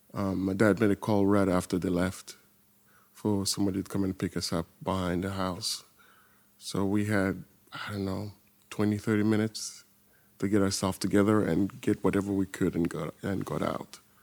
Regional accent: southern Congo, DR Congo; moved away; I was born in Warzone, in south of Congo

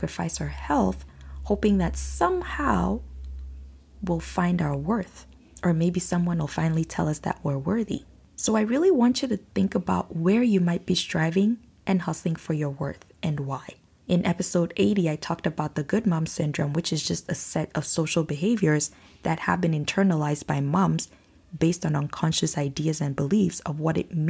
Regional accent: Nigeria; now in Canada; Growing up in Nigeria

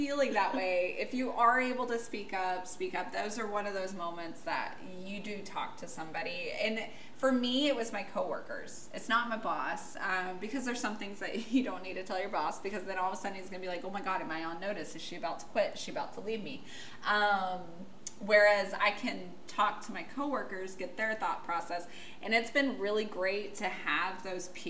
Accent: United States; I'm American

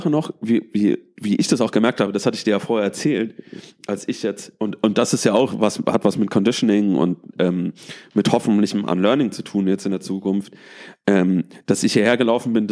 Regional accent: Germany; ich glaube, auch wichtig für uns als, als Deutsche, für uns als weiße Männer und Frauen

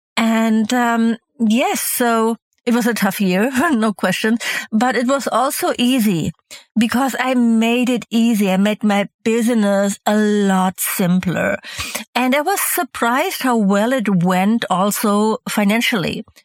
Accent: Hamburg, Germany; also born or lived in Mallorca, Spain; Hamburg, my hometown

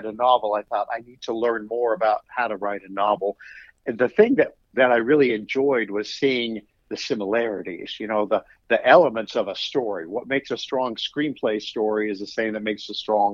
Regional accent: Nebraska, United States; moved away as an adult; now in Charlottesville, United States; I'm originally from Nebraska

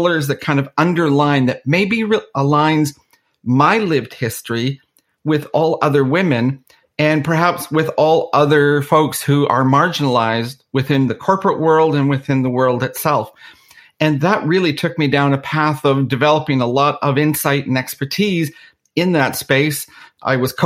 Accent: Canada; also born or lived in Belfast, Northern Ireland; I was actually born in Belfast. And in the early 70s, due to the Troubles in Northern Ireland, my family ended up immigrating to Canada

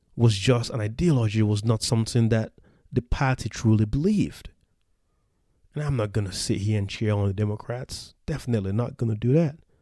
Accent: the South, United States; when I was a young teenager growing up in the South

